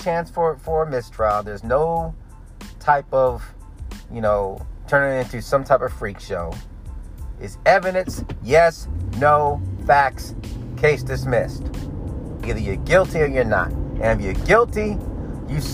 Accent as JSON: {"language": "English", "country": "United States", "said": "being American, because I am"}